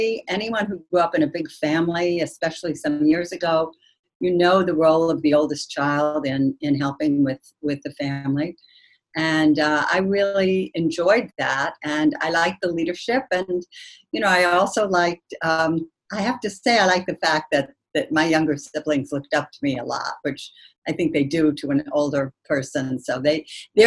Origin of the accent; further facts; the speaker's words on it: Kalamazoo, Michigan, United States; also born or lived in St. Cloud, Minnesota; most of my childhood was spent in Kalamazoo, Michigan